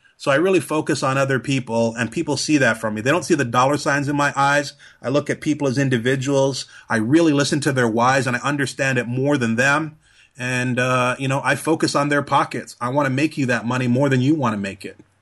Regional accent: Trinidad & Tobago; moved away; I'm originally from Trinidad

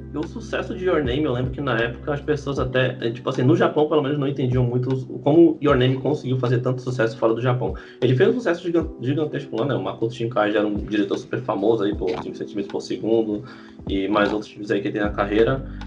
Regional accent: Brazil; A gente é brasileiro

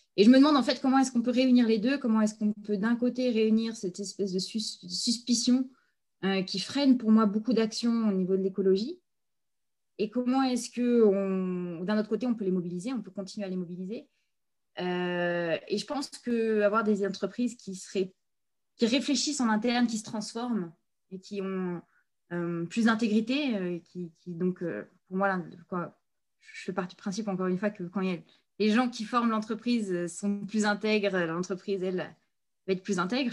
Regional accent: Provence-Alpes-Côte d'Azur, France; moved away; Je suis une montagnarde, je viens des Hautes-Alpes

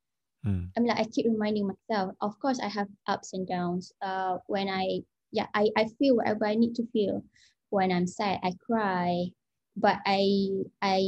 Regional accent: Terengganu, Malaysia; moved away as an adult; also born or lived in South Korea / United Kingdom; I'm originally from Terengganu. My primary school, my high school is all in Terengganu

